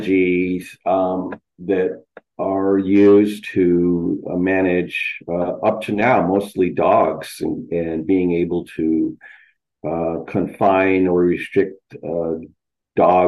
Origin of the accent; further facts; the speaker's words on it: Isleta Pueblo, New Mexico, United States; am from the Pueblo of Isleta, which is a tribal community south of Albuquerque, New Mexico, right within the Rio Grande Valley